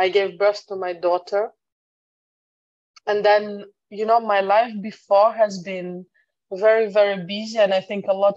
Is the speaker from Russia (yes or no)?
yes; Russia; moved away as an adult; also born or lived in United Kingdom; now in Netherlands; So I'm originally from Russia. I'm living abroad for the last 10 years almost.